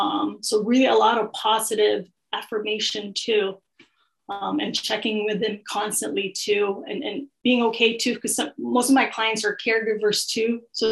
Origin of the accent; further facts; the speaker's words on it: Philippines; I usually start with, oh, I'm Filipino.